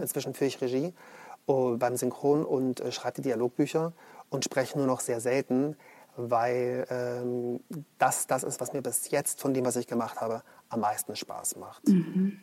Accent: Munich, Bavaria, Germany; Also ich komme aus München.

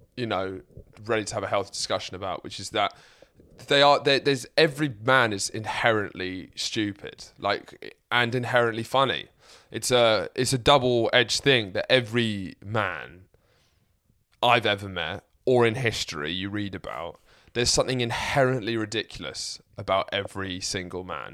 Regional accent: Lewes, South East England, United Kingdom; moved away as an adult; also born or lived in Midlands; now in London, United Kingdom; I live in London, my mum lives in and I grew up in Sussex, and I went to uni in the Midlands

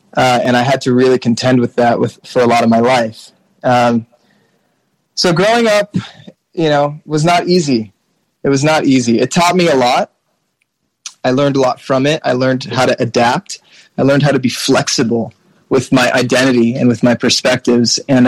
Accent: Mauritius; also born or lived in all over the world; The reality is that like growing up in Mauritius happened in the context of moving schools, if not countries, every 2 years from the time I was born until well, really college.

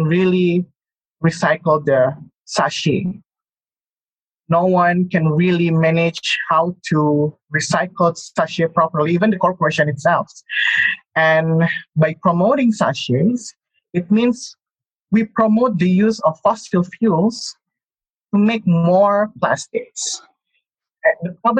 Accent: Bandung, West Java, Indonesia; In my hometown in Bandung, in West Java province

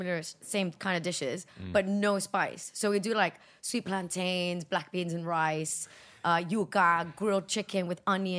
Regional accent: Cuba; moved away; But you see, I'm Cuban.

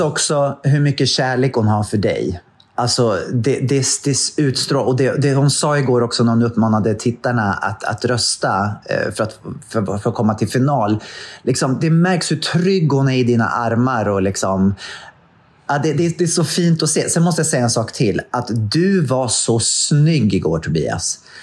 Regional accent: Katrineholm, Södermanland, Sweden; min hemstad, Katrineholm

